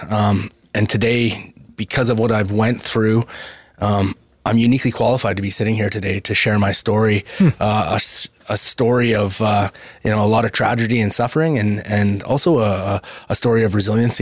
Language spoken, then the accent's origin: English; Brooks, Alberta, Canada; me growing up in Southern Alberta